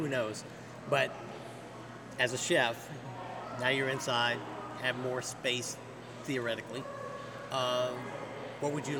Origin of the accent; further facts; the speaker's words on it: Silver Spring, Maryland, United States; I'm from Silver Spring. I'm from the D.C. area